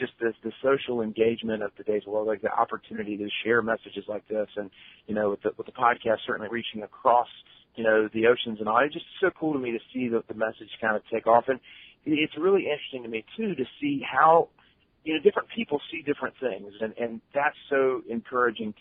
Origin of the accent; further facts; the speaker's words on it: Wilmington, North Carolina, United States; I live down in Wilmington, North Carolina, kind of coastal North Carolina. This is my hometown. It's where I grew up.